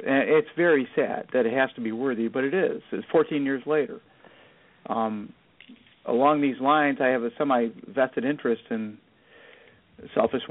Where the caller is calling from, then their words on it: Chicago, Illinois, United States; Hi. Good. Thanks. I'm in Chicago.